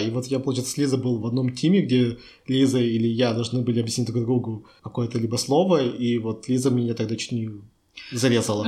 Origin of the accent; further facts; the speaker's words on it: Chelyabinsk, Chelyabinsk Oblast, Russia; now in Czech Republic; я из России, из Челябинска